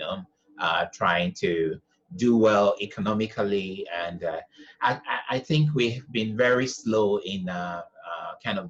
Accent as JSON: {"language": "English", "country": "Ghana", "also_born_or_lived": "Bangkok, Thailand", "moved": "yes", "said": "I'm from Ghana."}